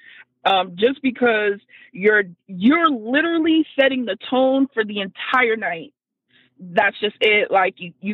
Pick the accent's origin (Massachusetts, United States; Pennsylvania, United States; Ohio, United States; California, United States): Massachusetts, United States; Boston; I'm from Dorchester